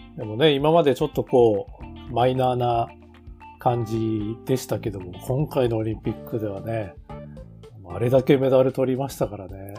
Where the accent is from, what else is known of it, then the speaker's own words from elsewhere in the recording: Tokachi, Hokkaido, Japan; 僕たちね、あの、そういう土地の出身